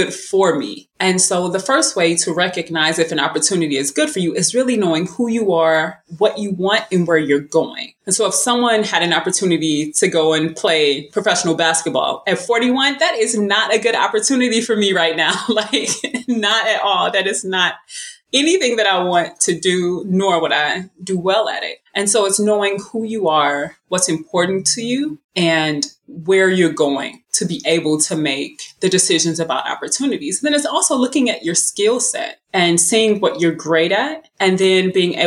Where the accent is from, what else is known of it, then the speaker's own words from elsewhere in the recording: St. Louis, Missouri, United States; I am from St. Louis, Missouri, and I grew up playing basketball